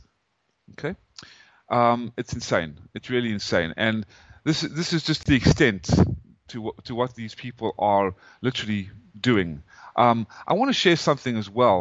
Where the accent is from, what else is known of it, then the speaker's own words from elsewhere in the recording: South Africa; moved away as an adult; also born or lived in Atlanta, Georgia, United States; now in United States; I am an American citizen, even though my accent, I came from South Africa.